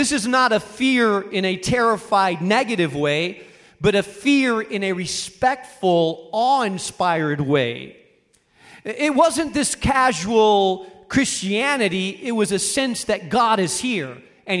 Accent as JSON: {"language": "English", "town": "Rubena", "region": "Castile and León", "country": "Spain", "tie": "born or raised there", "moved": "yes", "said": "I grew up in Spain in a small town in northern Spain called Rubena"}